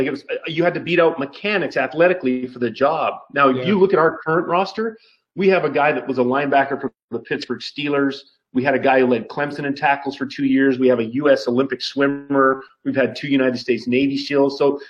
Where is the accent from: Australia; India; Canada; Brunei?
Canada; Vancouver Island, British Columbia; moved away as an adult; also born or lived in Dartmouth; Grew up on Vancouver Island